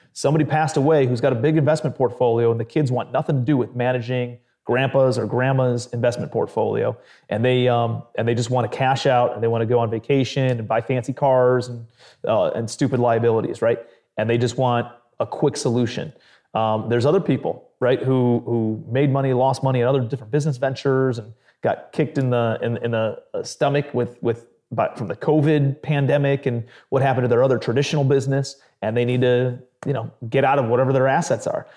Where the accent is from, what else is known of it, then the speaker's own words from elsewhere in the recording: Cleveland, Ohio, United States; grew up in blue collar Cleveland, Ohio.